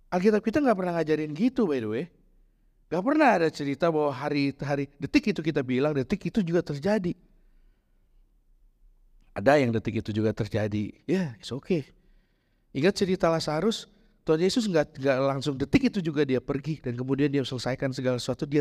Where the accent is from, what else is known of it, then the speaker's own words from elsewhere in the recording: Bandung, West Java, Indonesia; di tempat saya besar di Bandung kita bikin di Cibadak hari ini bikin ntar sore udah jadi.